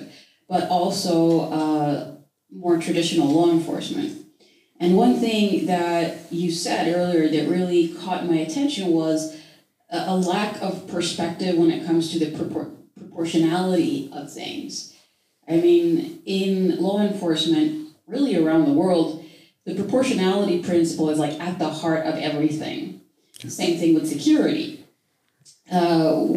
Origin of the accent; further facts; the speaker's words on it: Sweden; I come from Sweden where the private sector and the public law enforcement sector work together.